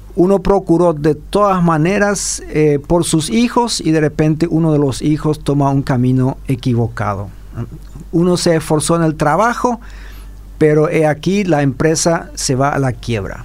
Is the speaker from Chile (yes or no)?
no; Paraguay; como paraguayos